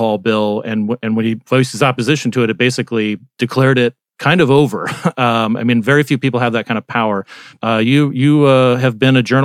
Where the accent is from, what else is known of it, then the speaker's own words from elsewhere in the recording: Arizona, United States; moved away; also born or lived in West Virginia; my home state, Arizona